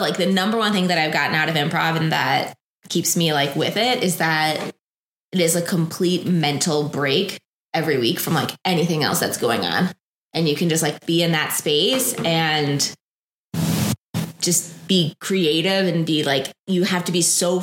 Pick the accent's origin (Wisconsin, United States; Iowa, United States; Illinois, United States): Illinois, United States; Chicago; moved away as an adult; also born or lived in Los Angeles; now in Denver, United States; I'm from Chicago originally and have moved around a good amount in my adult life